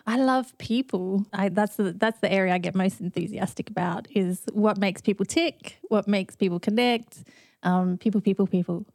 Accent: Australia; moved away as an adult; also born or lived in London; now in Atlanta, United States; I'm living in Atlanta, but I'm Australian born and bred

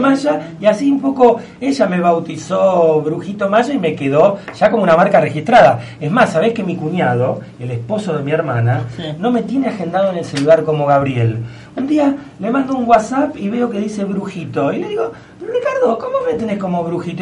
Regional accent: Argentina; como argentinos

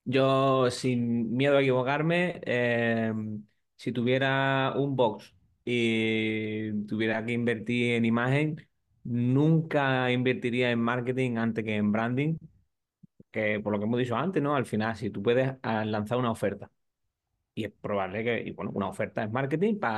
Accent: San Fernando, Andalusia, Spain; yo trabajamos con un box en San Fernando, que yo soy de allí, de Cádiz, y lo quiero con todo mi alma y todo mi corazón, a The Island Box.

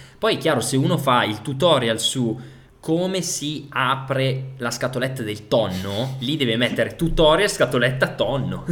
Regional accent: Piacenza, Emilia-Romagna, Italy; also born or lived in Parma; sono di Piacenza

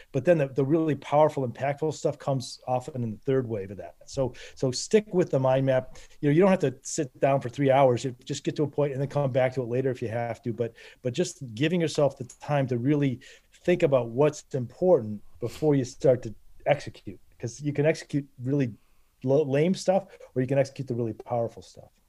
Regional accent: Northern Michigan, United States; I grew up in Northern Michigan

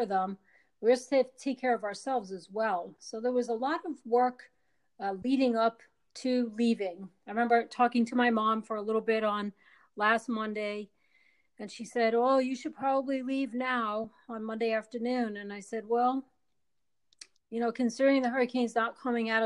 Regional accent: Wilmington, North Carolina, United States; my hometown in Wilmington, North Carolina

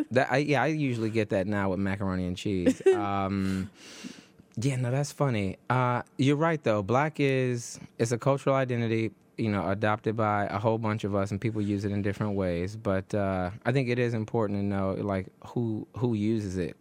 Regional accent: Detroit, Michigan, United States; also born or lived in Branford, Connecticut; now in New York, United States; I am originally from Detroit

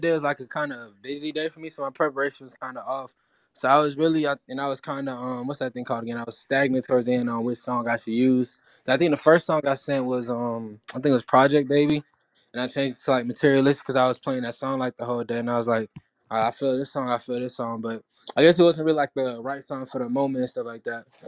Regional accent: Atlanta, Georgia, United States; English is a second language; also born or lived in Haiti; I was originally from Haiti, and I really like I came over when I was like five, six years old to Atlanta, and I was really listening to music to actually learn how to speak English.

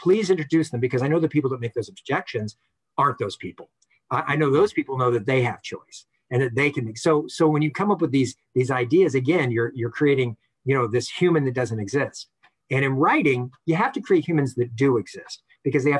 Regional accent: Los Angeles, California, United States; we grew up in Northeast LA, Highland Park

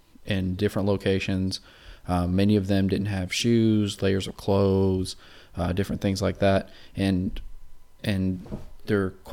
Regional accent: California, United States; we're from California.

